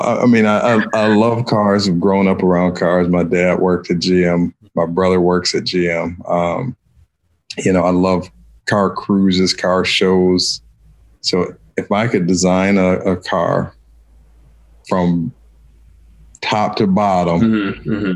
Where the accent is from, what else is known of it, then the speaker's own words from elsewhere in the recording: Ypsilanti, Michigan, United States; I'm from Ypsilanti, Michigan, and have worked at the university for 37 years